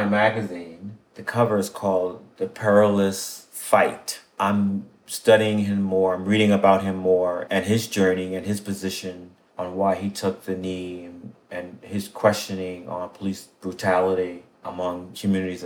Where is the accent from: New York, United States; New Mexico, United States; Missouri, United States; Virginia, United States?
New York, United States; New York City; I was born in Brownsville, Brooklyn, 1960